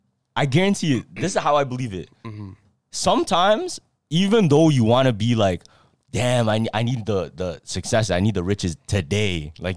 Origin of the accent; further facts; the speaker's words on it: Toronto, Ontario, Canada; Yeah, I don't like cities. And plus, we're from Toronto.